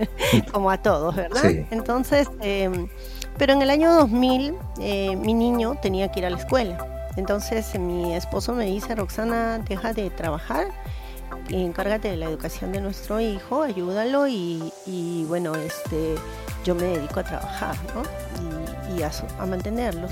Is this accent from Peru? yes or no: yes; Peru; moved away as an adult; now in Kobe, Japan; soy peruana, descendiente de segunda generación, Nikkei